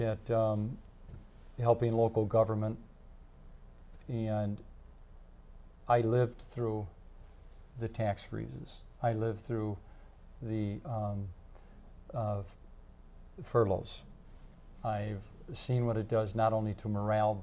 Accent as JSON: {"language": "English", "town": "Madison", "region": "Wisconsin", "country": "United States", "tie": "born or raised there", "also_born_or_lived": "Fitchburg, Wisconsin", "said": "I'm a Dane County long resident. I grew up in Westmoreland. I moved to Fitchburg"}